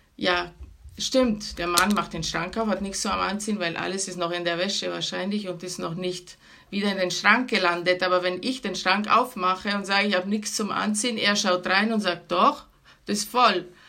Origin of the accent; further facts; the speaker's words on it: Venice, Veneto, Italy; moved away as an adult; now in Germany; ich bin von Venedig, also wir sind